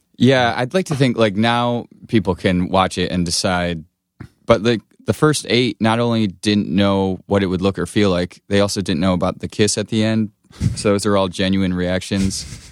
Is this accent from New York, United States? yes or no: no; Blissfield, Michigan, United States; moved away; also born or lived in Chicago; I grew up in Michigan, uh, Southeast Michigan near, it's called Blissfield